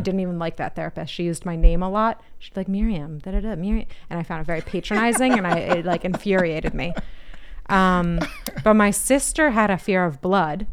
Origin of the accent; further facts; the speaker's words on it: Boston, Massachusetts, United States; East Coast, I'm from the Boston area. I'm American